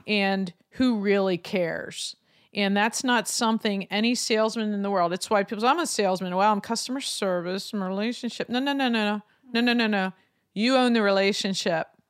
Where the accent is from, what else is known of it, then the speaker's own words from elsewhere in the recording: Lancaster, Pennsylvania, United States; my hometown of Lancaster